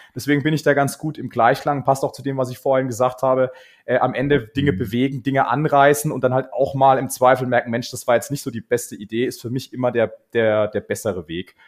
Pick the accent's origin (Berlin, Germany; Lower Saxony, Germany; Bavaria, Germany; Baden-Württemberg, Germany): Baden-Württemberg, Germany; Karlsruhe; moved away as an adult; now in Munich, Germany; ich bin ähm, geboren in Karlsruhe bin dann, äh, habe dort studiert